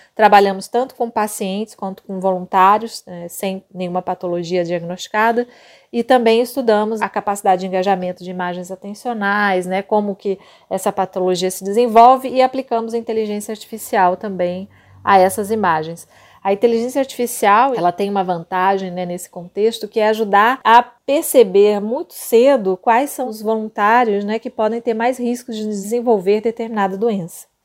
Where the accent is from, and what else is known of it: Campo Grande, Mato Grosso do Sul, Brazil